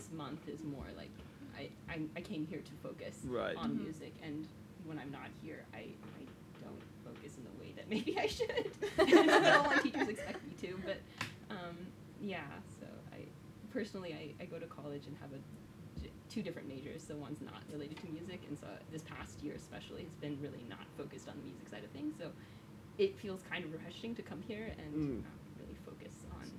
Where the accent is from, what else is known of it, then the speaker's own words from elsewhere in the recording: Oklahoma, United States; also born or lived in Ohio; I'm from Oklahoma, and also Ohio, and that's also very hot. So, yeah, this hill is a new experience for me.